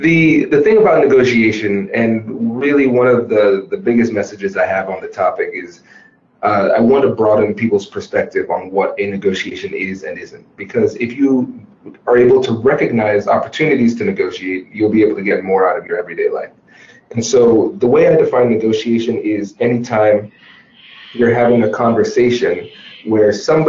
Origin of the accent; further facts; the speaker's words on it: Tiffin, Ohio, United States; accent: Caribbean; so I'm a first generation Caribbean American. Uh-huh. And so what made growing up in Tiffin, Ohio so interesting was that I was pretty much the only black person to be seen